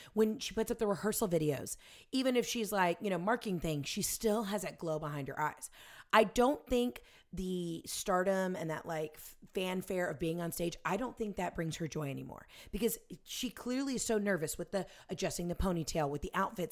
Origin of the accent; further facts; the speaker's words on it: the South, United States; I'm from the South and I went to Ole Miss